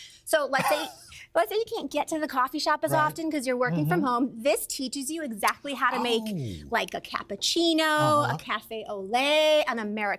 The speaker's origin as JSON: {"language": "English", "town": "Chicago", "region": "Illinois", "country": "United States", "tie": "born or raised there", "said": "that's my hometown, Chicago."}